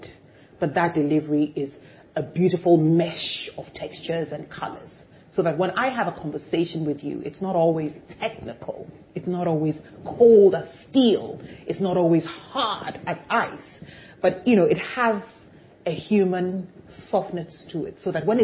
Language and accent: English; Jerusalem, Jerusalem District, Israel; I was born in Jerusalem